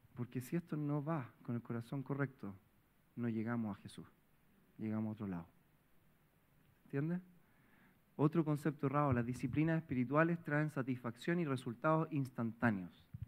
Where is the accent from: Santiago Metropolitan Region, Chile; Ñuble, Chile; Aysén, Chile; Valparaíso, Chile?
Santiago Metropolitan Region, Chile; Providencia; Yo vengo de Providencia toda la vida